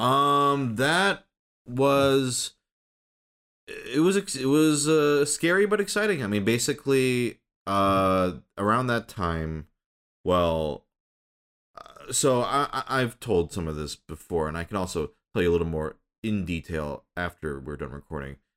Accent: Michigan, United States; moved away as an adult; also born or lived in Minnesota; I was born in Minnesota, grew up in Michigan

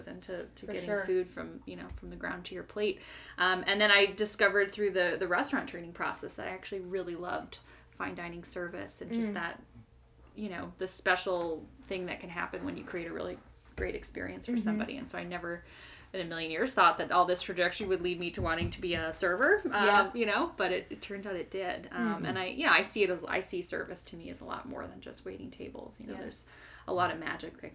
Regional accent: Florida, United States; moved away as an adult; also born or lived in New York City; I'm from Florida originally

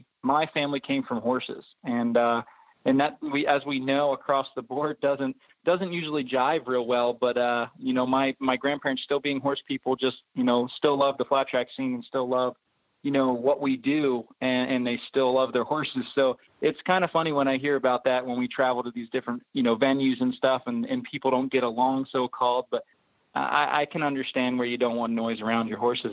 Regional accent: 30 minutes east of Hershey, Pennsylvania, United States; born or raised there

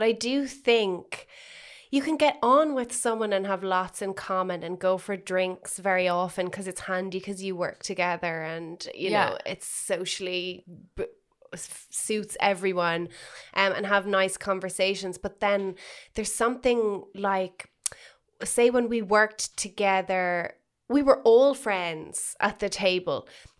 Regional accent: Ireland; being Irish

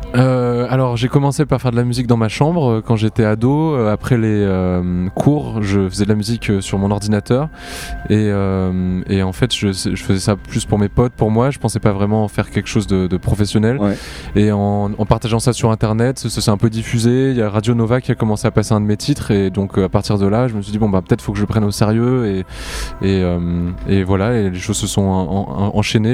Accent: Montpellier, Occitania, France; je viens de Montpellier

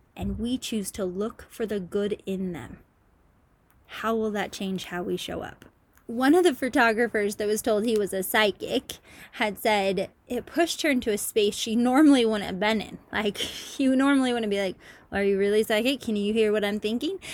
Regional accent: Utah, United States; I'm from Utah

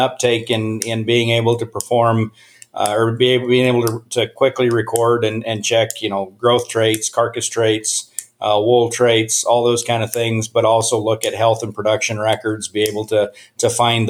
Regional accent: Laramie, Wyoming, United States; moved away as an adult; also born or lived in College Station, Texas; now in Wisconsin, United States; So I grew up in Laramie, Wyoming, basically lived on the research farm there.

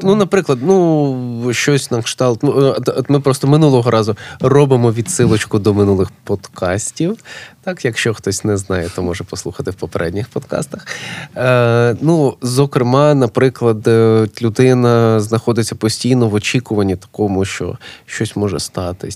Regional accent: Kyiv, Ukraine; moved away as an adult; now in Lviv, Ukraine; я прожив майже все життя в Києві, але я не киянин.

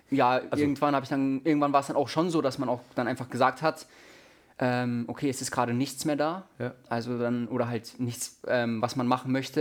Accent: Munich, Bavaria, Germany; moved away; Auch in München ist meine Heimatstadt.

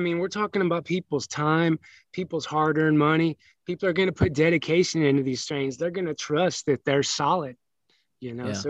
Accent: Pekin, Illinois, United States; moved away as an adult; also born or lived in Peoria, Illinois / California; No, I was born in Peoria, Illinois.

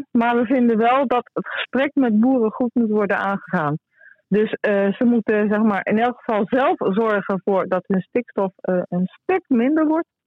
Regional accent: North Holland, Netherlands; wij als Noord-Hollanders

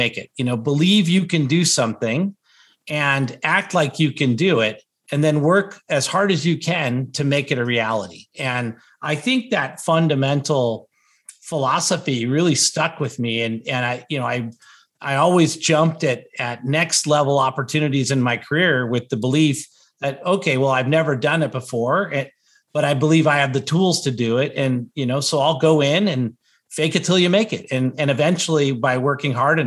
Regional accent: Southern California, United States; also born or lived in Bay Area, California; I grew up in Southern California

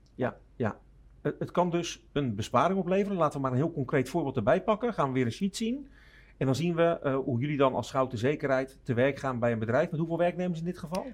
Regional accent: Rotterdam, South Holland, Netherlands; accent: Rotterdams; klinkt wel erg Rotterdams, maar ik ben Rotterdammer van Zuid

